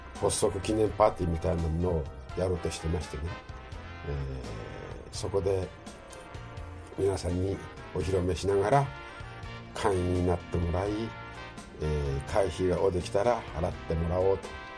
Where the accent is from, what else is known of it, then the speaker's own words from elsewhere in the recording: Tokyo, Japan; moved away as an adult; also born or lived in New York / Los Angeles / South Korea / Chiba; now in Okinawa, Japan; 僕は東京生まれの東京育ち